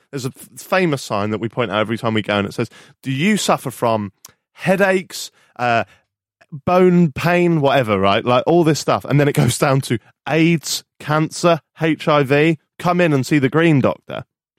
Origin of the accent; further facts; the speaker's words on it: United Kingdom; But because we're British and we have this pessimistic way of life.